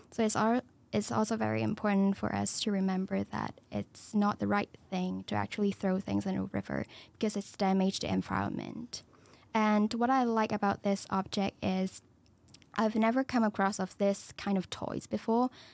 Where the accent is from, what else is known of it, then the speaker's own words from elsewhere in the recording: Hong Kong; moved away as an adult; now in United Kingdom; I'm from Hong Kong. I'm a international student